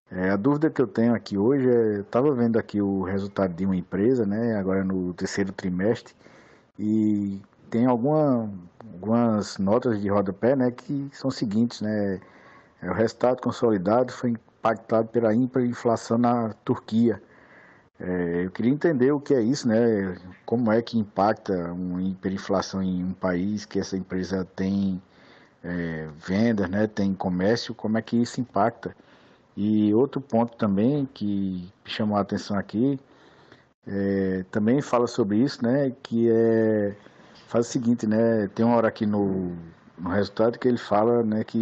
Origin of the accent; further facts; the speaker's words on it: Recife, Pernambuco, Brazil; sou de Recife, Pernambuco.